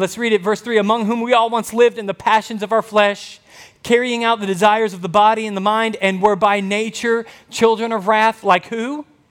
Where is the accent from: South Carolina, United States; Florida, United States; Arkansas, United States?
Arkansas, United States; Camden; growing up in Camden, Arkansas